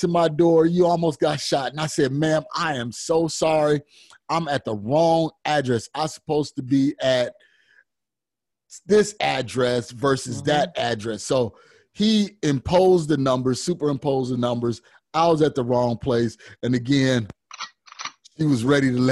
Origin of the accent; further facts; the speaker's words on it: Chicago, Illinois, United States; now in Arizona, United States; Now, I'm from Chicago.